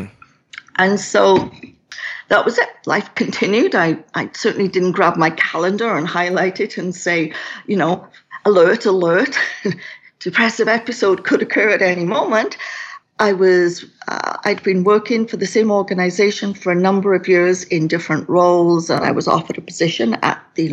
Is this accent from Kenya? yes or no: no; Wales, United Kingdom; now in Kelowna, Canada; So I was born in Wales in the United Kingdom.